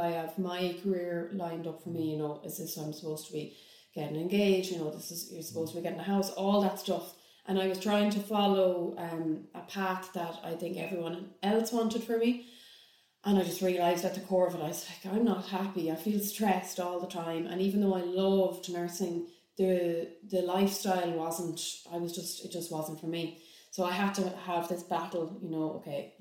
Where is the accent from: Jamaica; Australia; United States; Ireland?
Ireland; Galway, Connacht; also born or lived in London; I am from Galway